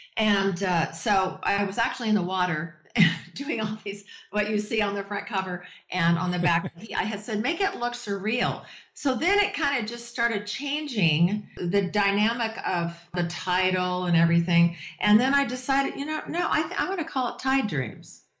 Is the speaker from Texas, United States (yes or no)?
no; Las Vegas, Nevada, United States; I was born in Vegas